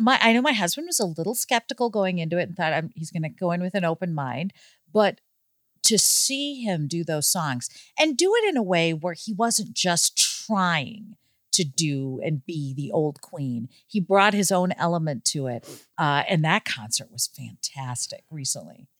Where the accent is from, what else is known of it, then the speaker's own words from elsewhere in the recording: Overland Park, Kansas, United States; moved away as an adult; also born or lived in Boston; I grew up in Overland Park, Kansas